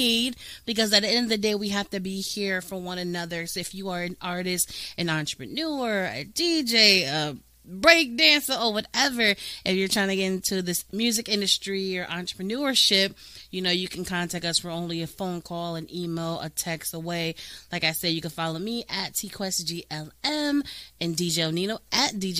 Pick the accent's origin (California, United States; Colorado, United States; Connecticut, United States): Connecticut, United States; now in Florida, United States; I'm originally from Connecticut